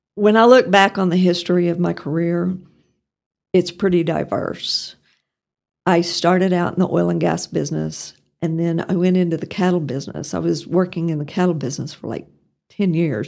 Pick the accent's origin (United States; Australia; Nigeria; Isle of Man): United States; Pampa, Texas; moved away as an adult; also born or lived in Norman, Oklahoma; now in Amarillo, United States; I grew up in Pampa, And I guess to some extent, I'm still a harvester at heart